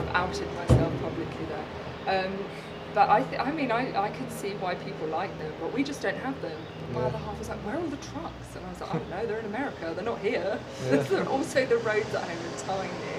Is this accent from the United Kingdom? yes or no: yes; United Kingdom; now in Pittsburgh, United States; it's a world away from the UK, but that's my home now